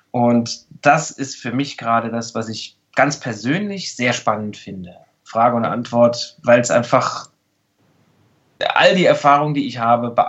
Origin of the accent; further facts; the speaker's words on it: Saarland, Germany; dass ich in einem sehr, sehr kleinen Bundesland aufgewachsen bin. Ich komme ja aus dem Saarland.